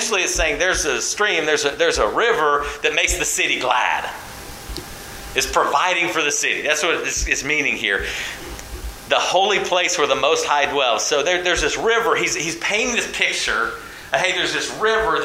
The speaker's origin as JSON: {"language": "English", "region": "California", "country": "United States", "tie": "born or raised there", "moved": "yes", "said": "growing up in California"}